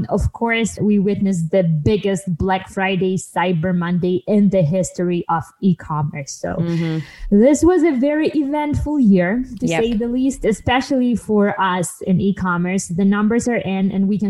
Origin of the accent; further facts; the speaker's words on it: Ukraine; moved away; I'm from Ukraine originally, and we celebrate St. Nicholas Day